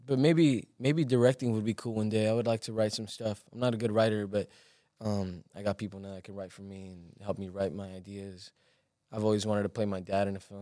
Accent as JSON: {"language": "English", "town": "Los Angeles", "region": "California", "country": "United States", "tie": "born or raised there", "also_born_or_lived": "Guerrero, Mexico", "said": "growing up in Watts was, like, rough"}